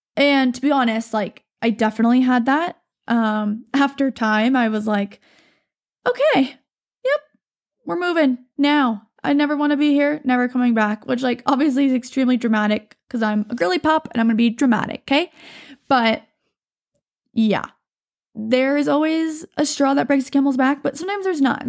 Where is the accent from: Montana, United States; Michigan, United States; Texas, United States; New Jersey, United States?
Montana, United States; I'm from Montana. I was raised here